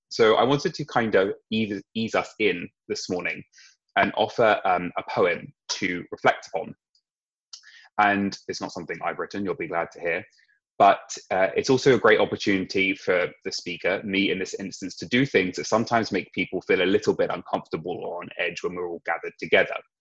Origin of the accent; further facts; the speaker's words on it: Sussex, South East England, United Kingdom; moved away as an adult; now in London, United Kingdom; I grew up in Sussex